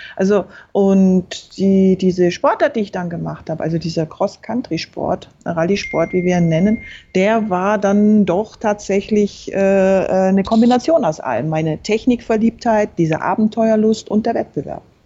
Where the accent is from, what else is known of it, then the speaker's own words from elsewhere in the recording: Berchtesgaden, Bavaria, Germany; Ich bin in Berchtesgaden aufgewachsen, also im Süden